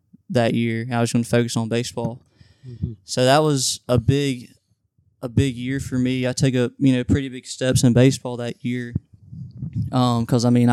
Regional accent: Madison, Mississippi, United States; I'm from Madison, Mississippi, just like Wilson is

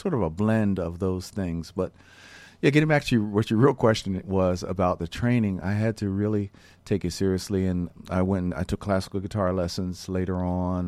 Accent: Philadelphia, Pennsylvania, United States; some of the earliest jazz records that I heard growing up in Philadelphia

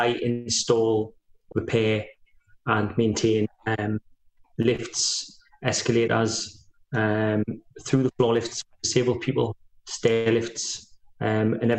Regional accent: Walkerville, North East England, United Kingdom; I grew up in Walkerville

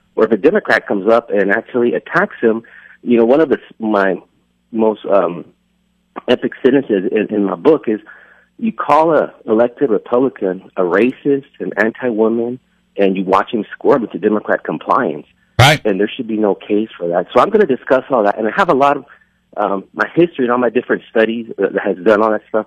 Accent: California, United States; moved away; also born or lived in Texas; I was born in California

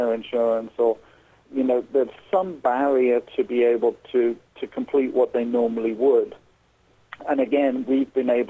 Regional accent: England, United Kingdom; moved away as an adult; now in Southeast Indiana, United States; I'm actually from England originally, where I'm a registered mental health nurse

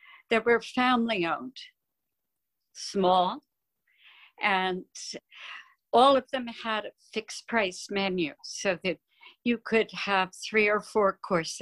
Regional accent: New Jersey, United States; I grew up in New Jersey

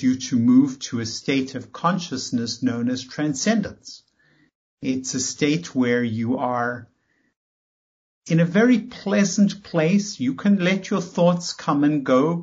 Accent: South Africa; moved away as an adult; now in United States; I came from South Africa

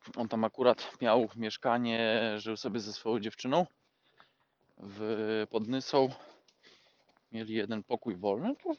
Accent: Poland; moved away; u nas w Polsce

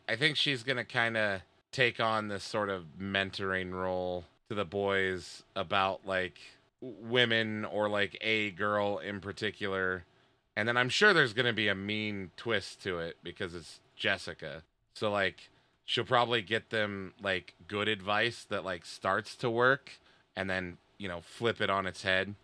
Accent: United States; especially as an American. Especially as a male, young American

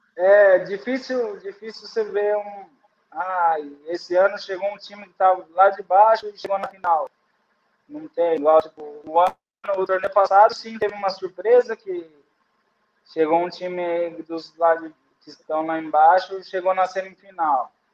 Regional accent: Brazil; moved away as an adult; sou do Brasil

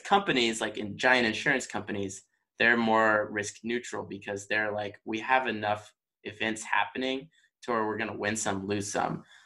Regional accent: Texas, United States; also born or lived in Michigan; now in Virginia, United States; I'm from Texas

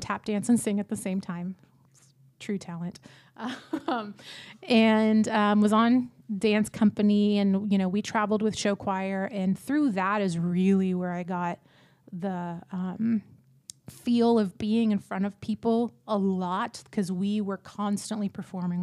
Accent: Pattison, Texas, United States; I am from a little town outside of Houston called Pattison, Texas. That's a town of 300 people. Um, I grew up there from like the ages of four to 18.

